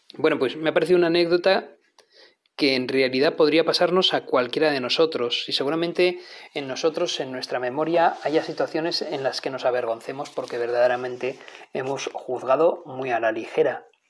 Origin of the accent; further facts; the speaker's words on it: Navarre, Spain; soy navarro, como tantos otros que aquí hablamos